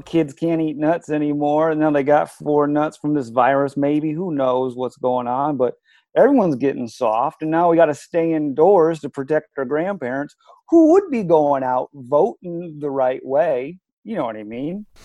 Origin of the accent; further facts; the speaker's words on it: Michigan, United States; now in New York, United States; I grew up in the Michigan woods.